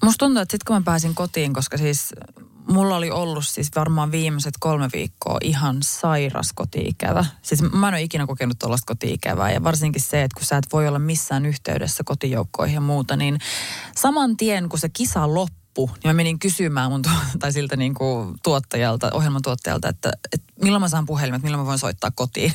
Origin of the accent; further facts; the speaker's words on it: Finland; mun äiti on kiinalainen ja mä oon kasvanut kuitenkin Suomessa